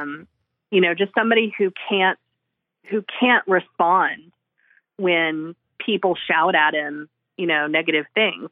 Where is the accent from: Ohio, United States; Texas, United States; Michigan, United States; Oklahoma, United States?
Oklahoma, United States; 45 minutes from Oklahoma City, United States; moved away; also born or lived in California; my hometown about a mile away from where, from the house where, um, where I grew up on, like, ten acres